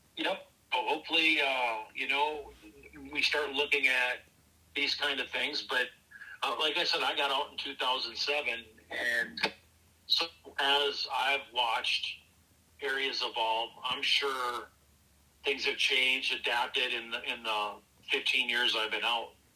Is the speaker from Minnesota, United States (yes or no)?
yes; Minneapolis, Minnesota, United States; also born or lived in Lino Lakes, Minnesota; born and raised in Northeast Minneapolis